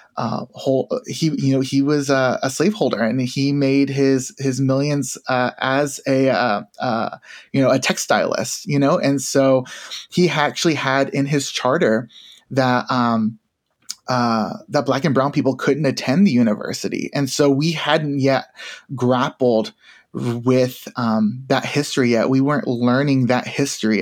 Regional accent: Tennessee, United States; I grew up in Tennessee.

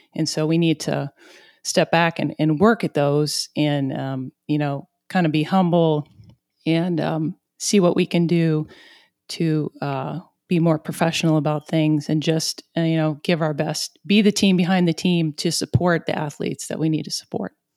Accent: southeast Missouri, United States; accent: southeast Missouri; my southeast Missouri accent

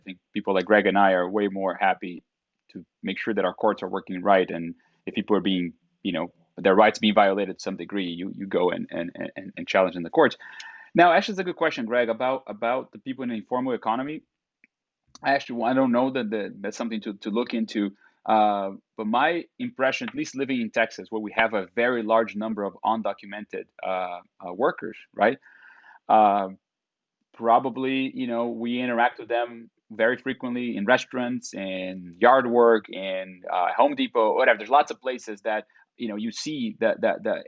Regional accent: Brazil; now in United States; I'm from Brazil

